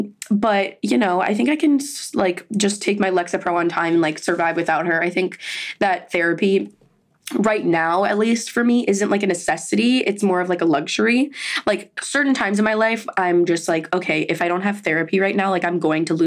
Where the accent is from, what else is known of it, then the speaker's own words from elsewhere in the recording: Miami, Florida, United States; I'm from Miami